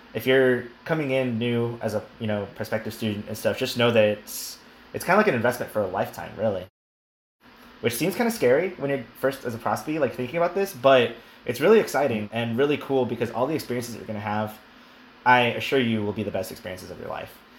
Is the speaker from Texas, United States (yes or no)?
yes; El Paso, Texas, United States; moved away as an adult; also born or lived in St. Louis; I'm from El Paso, Texas. As I mentioned previously, uh, so I am from the desert